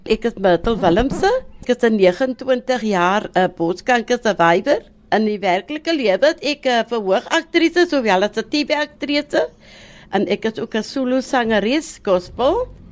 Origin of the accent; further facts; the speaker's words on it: Wellington, Western Cape, South Africa; En ek het groot geword in Verlate Kloof, die bekende Verlate Kloof van Wellington